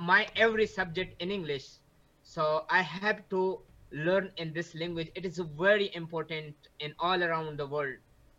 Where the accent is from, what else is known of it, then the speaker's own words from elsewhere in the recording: Pakistan; English is a second language; I'm coming from Pakistan.